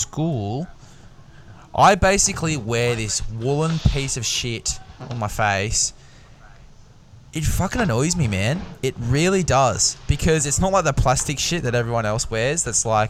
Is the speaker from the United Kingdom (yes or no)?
no; Australia; As an Aussie man